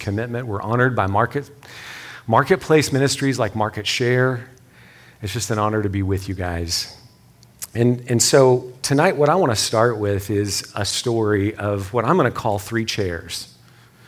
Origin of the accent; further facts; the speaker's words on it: West Texas, United States; I'm from West Texas. So we say things like, hey, y'all